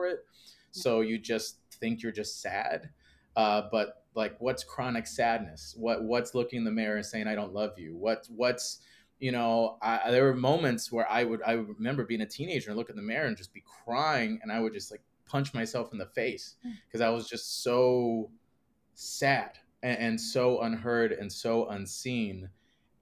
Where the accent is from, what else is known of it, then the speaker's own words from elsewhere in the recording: Northwest Indiana, United States; I grew up outside Chicago, Northwest Indiana